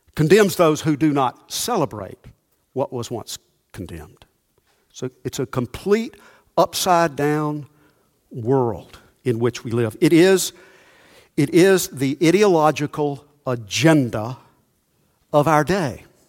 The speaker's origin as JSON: {"language": "English", "town": "Monroe", "country": "United States", "tie": "born or raised there", "said": "the way we grew up in Monroe"}